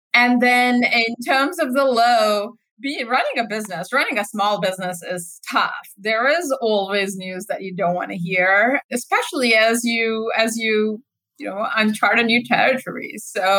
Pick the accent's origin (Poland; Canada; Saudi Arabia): Saudi Arabia; moved away; also born or lived in Pakistan; So I actually grew up in Saudi Arabia. I spent my early life there, after which I moved to Pakista